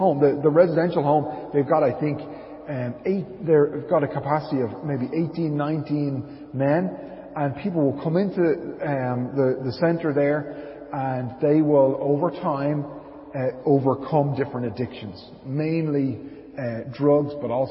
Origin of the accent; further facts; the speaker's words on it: Dublin, Leinster, Ireland; moved away as an adult; also born or lived in Arklow; when we first moved to Arklow back in 2008, and I was from Dublin.